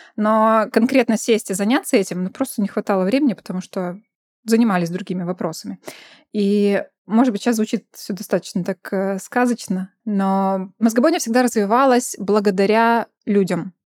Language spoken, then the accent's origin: Russian; Belarus; moved away as an adult; now in Vilnius, Lithuania; сами родом из Беларуси